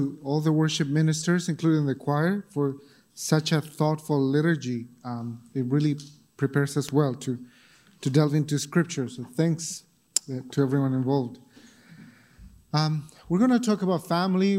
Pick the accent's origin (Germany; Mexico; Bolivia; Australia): Bolivia; moved away; when I was growing up in Bolivia